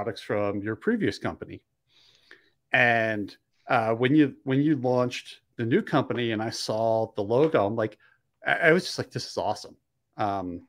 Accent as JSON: {"language": "English", "area": "just outside of Philadelphia", "region": "Pennsylvania", "country": "United States", "tie": "born or raised there", "also_born_or_lived": "Delaware / Maryland / Helena, Montana", "moved": "as an adult", "said": "I originally grew up on the East Coast. I grew up just outside of Philly, lived in Pennsylvania, Delaware, and Maryland, and some of those states more than once."}